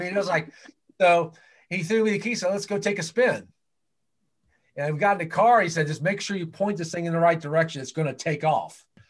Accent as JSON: {"language": "English", "town": "Hillsboro", "region": "Ohio", "country": "United States", "tie": "born or raised there", "also_born_or_lived": "Winchester, Virginia", "moved": "yes", "said": "This place called Hillsboro, Ohio, right outside of Cincinnati. It's a small town about 35, 40 miles east of Cincinnati."}